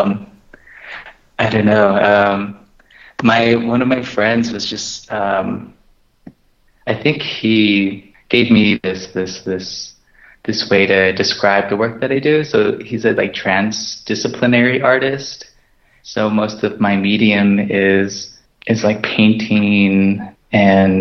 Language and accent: English; Gallup, New Mexico, United States; now in Fort Wingate, United States; I am from Gallup, New Mexico. I live in Fort Wingate